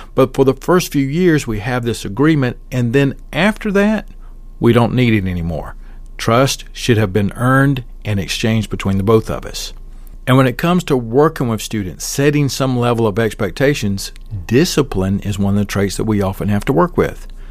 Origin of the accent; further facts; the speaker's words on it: Southern, Southern United States, United States; accent: Southern; My accent is too Southern